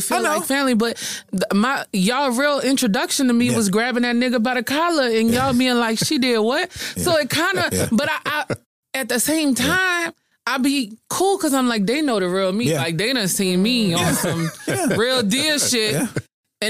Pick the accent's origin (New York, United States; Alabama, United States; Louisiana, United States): Louisiana, United States; New Orleans; I'm from New Orleans.